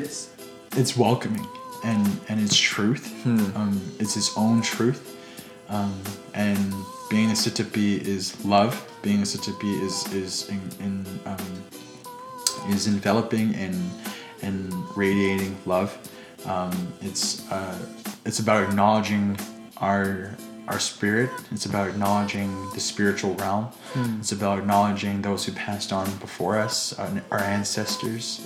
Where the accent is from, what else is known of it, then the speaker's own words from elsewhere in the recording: Blackfoot, Treaty 7 land, Alberta, Canada; We're Blackfoot. We were never brought up to think that we're Canadian.